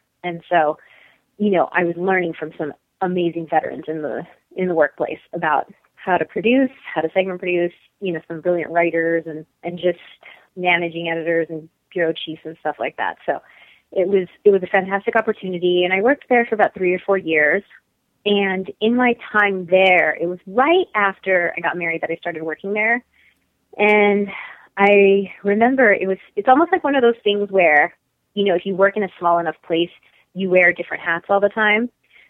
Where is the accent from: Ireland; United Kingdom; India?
India; I'm Indian and we love to throw huge, lavish weddings.